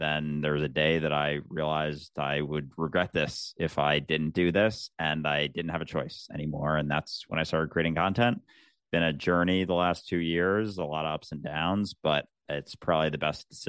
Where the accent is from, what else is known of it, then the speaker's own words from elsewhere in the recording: Minnesota, United States; And yeah, I grew up in the Midwest, in the States, in outside Minneapolis. I had a pretty standard suburban childhood